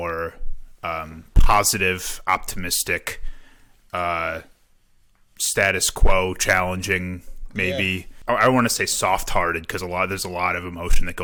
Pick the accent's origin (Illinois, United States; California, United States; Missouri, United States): Illinois, United States; South Chicago suburbs; moved away as an adult; now in Milwaukee, United States; I'm from Illinois. I grew up in the South Chicago suburbs, came up here for school at UWM